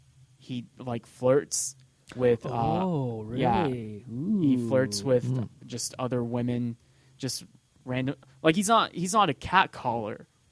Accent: Mexico; like I'm originally from Mexico.

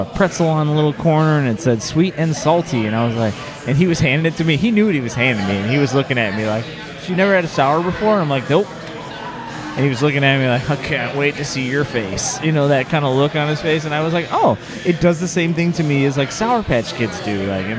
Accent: South Carolina, United States; Well, the thing is, I came home and I'm from South Carolina.

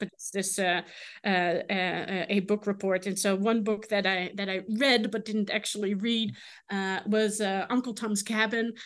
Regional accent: Netherlands; English is a second language; moved away as an adult; now in Kansas, United States; I am from the Netherlands

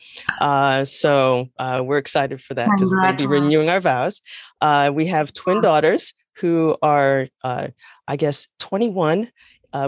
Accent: New York City, New York, United States; also born or lived in New Jersey; now in North Carolina, United States; originally I'm from the Bronx, New York. the Bronx, as we like to call it. And I was raised by a single mom

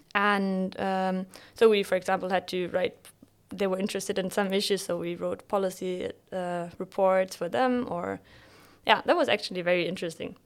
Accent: Bremen, Germany; moved away as an adult; also born or lived in Bielefeld / Jordan; originally I'm from Bremen

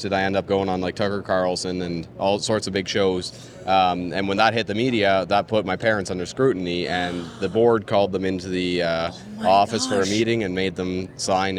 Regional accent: Canada; I'm a 17-year-old Canadian citizen

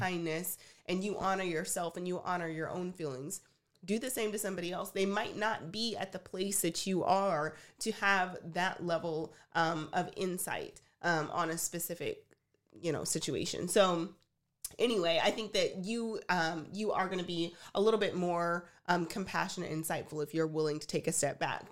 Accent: Texas, United States; I'm from Texas

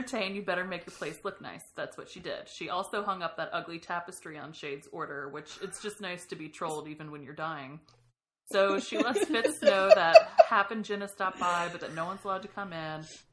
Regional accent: the South, United States; I'm from the South.

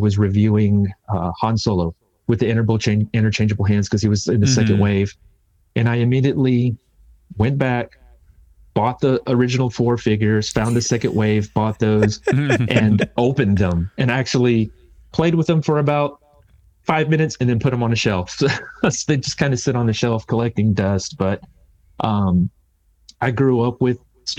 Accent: Houston, Texas, United States; I'm from Texas

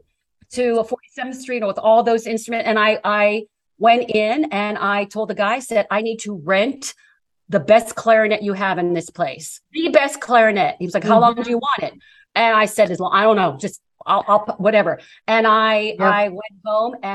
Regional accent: Ambridge, Pennsylvania, United States; moved away; It's Ambridge, Pennsylvania. It's about 20 miles southwest, I believe, of Pittsburgh

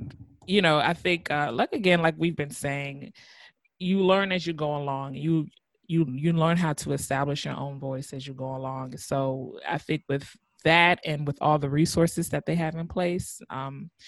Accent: United States; I was born and raised in America

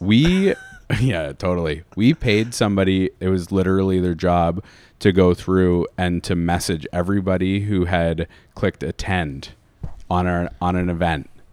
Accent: London, Ontario, Canada; moved away as an adult; I'm from London

